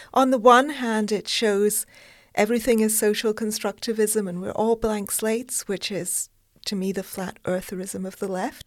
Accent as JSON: {"language": "English", "country": "United Kingdom", "said": "I'm British"}